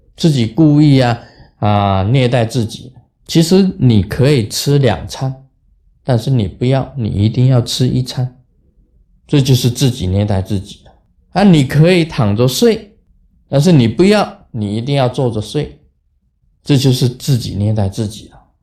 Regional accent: Taiwan; 我们台湾人

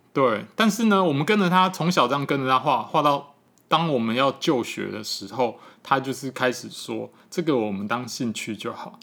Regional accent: Taipei, Taiwan; moved away as an adult; now in Yilan, Taiwan; 那我自己从小就在那个北投那个区域长大

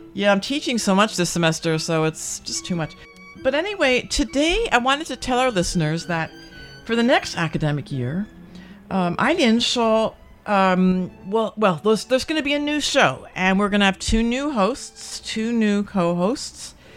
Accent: United States; now in Taiwan; I'm American

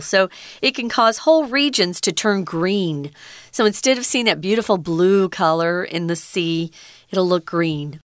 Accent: near California, United States; now in Taiwan; I grew up near California, and so if I went to a beach, or the ocean. It was always California

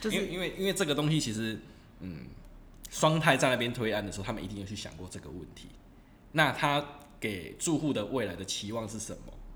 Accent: southern Taiwan, Taiwan; moved away; 其实我老家在南部，也是从化区

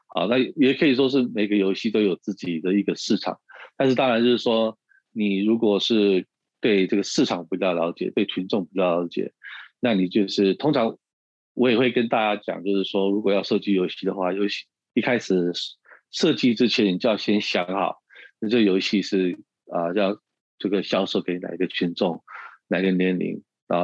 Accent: United States; moved away as an adult; also born or lived in Taiwan / Shanghai; 我从小是在美国长大

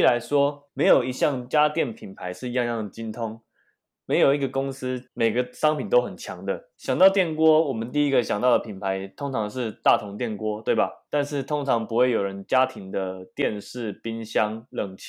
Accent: Taoyuan, Taiwan; 哎，为什么我桃园人不能买？我也是善良的公民啊

